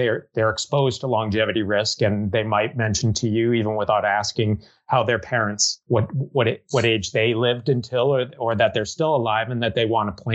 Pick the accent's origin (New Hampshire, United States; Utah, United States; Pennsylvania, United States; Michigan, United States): New Hampshire, United States; Merrimack; moved away as an adult; also born or lived in Chicago / Massachusetts; I happened to be in Merrimack, New Hampshire, which is my hometown.